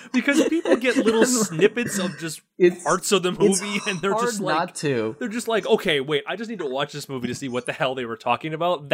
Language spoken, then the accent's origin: English; Canada; accent: Canadian; I will drop my Canadian accent that's some crazy-ass shit right over there.